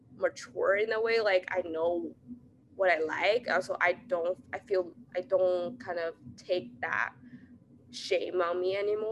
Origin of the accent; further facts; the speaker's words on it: China; moved away; I grew up in China